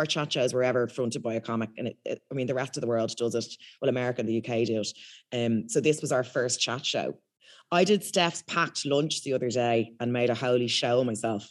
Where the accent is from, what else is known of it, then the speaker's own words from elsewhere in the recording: Ireland; accent: thick Irish, posh; moved away as an adult; now in United Kingdom; I've got quite a thick Irish accent